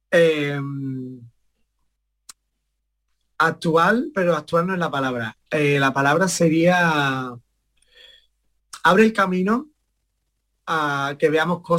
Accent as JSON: {"language": "Spanish", "town": "Estepona", "region": "Andalusia", "country": "Spain", "tie": "born or raised there", "said": "mi madre me empezó a llevar a la escuela de Estepona, de allí de mi pueblo, y, y nada, empezó como realmente como un juego"}